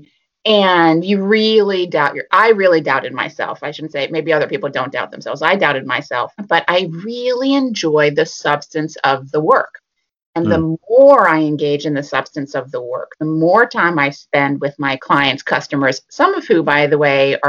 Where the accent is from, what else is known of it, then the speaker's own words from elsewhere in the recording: Philadelphia, Pennsylvania, United States; moved away as an adult; also born or lived in Boston; I was living in Boston, and I'm from Philadelphia.